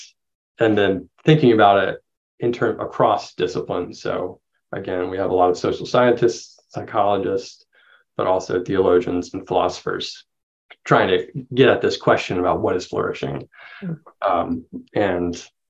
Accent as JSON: {"language": "English", "region": "the Carolinas", "country": "United States", "tie": "born or raised there", "also_born_or_lived": "Vancouver, Canada / Waco, Texas", "moved": "as an adult", "said": "So, I grew up in the Carolinas, North and South Carolina"}